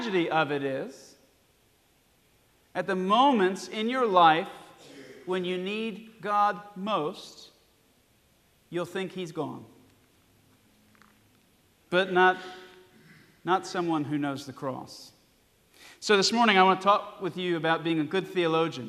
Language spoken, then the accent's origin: English; Alabama, United States; I was born in Alabama